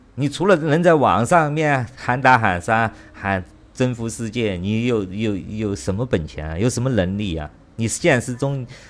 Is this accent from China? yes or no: yes; China; moved away; 我中国人